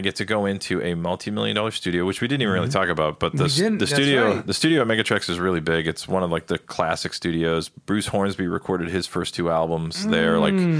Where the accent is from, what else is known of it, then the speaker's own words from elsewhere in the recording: Ireland; Even though I'm Irish and I'll probably catch hell for this, I actually liked the English stout better than the Irish stout.